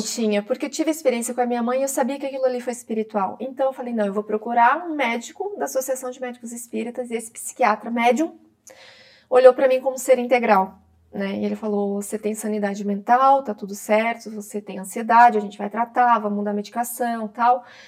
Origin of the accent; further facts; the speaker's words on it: interior of Santa Catarina, Brazil; now in Florianópolis, Brazil; quando eu saí da minha cidade no interior de Santa Catarina, eu moro em Florianópolis, né? Sou catarinense, e fui morar em Florianópolis com 21 anos